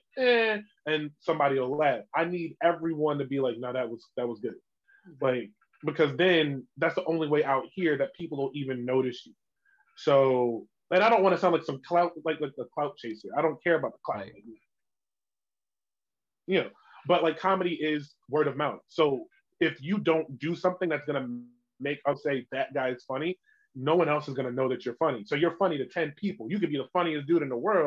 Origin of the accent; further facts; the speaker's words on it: Chester, Pennsylvania, United States; moved away as an adult; now in Williamsport, United States; I'm from Chester